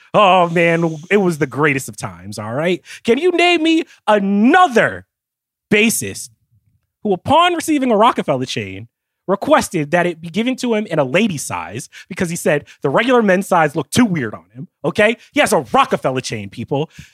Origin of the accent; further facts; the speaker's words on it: New Jersey, United States; As a little black boy growing up in Jersey